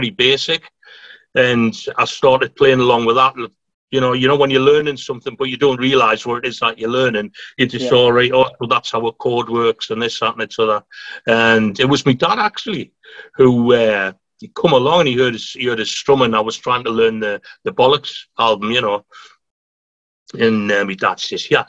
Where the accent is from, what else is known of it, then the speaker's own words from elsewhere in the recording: Newcastle upon Tyne, North East England, United Kingdom; I'm not a Macam, so I'm a Geordie